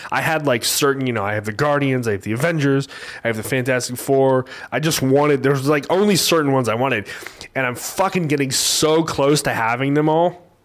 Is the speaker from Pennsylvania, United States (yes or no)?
no; Bixby, Oklahoma, United States; now in Tulsa, United States; I grew up in Bixby